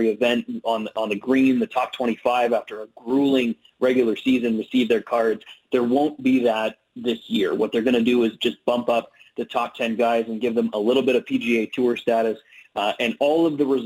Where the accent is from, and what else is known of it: Canada; also born or lived in Ottawa, Ontario